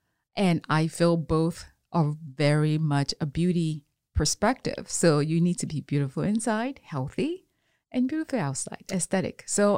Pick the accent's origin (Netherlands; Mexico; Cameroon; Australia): Cameroon; now in Houston, United States; I was born in Cameroon.